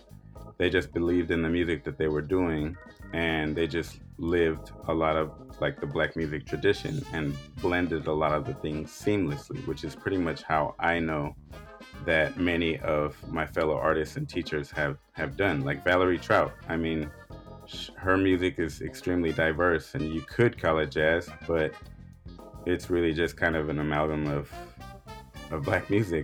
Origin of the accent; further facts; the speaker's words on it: Oakland, California, United States; moved away as an adult; also born or lived in San Francisco; now in Chiapas, Mexico; I grew up in Oakland with primarily influences from Black American music